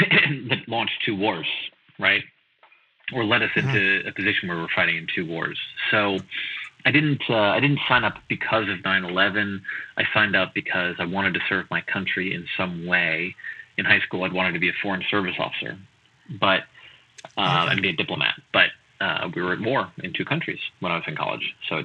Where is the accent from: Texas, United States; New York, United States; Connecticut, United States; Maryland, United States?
New York, United States; White Plains; now in Queens, United States; White Plains, New York.